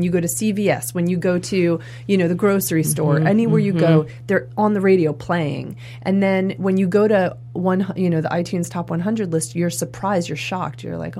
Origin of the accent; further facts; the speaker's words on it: Maine, United States; I grew up in Maine in a really small town, and there were 300 kids in my school.